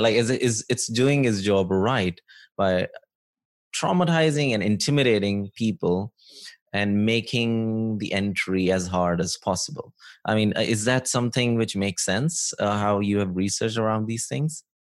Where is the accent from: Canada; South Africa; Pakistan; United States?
Pakistan; moved away; growing up in Pakistan